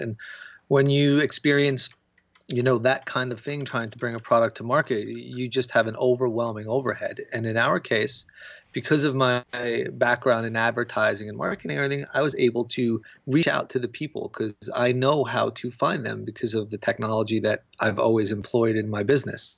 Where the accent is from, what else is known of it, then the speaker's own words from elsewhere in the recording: United States; I'm American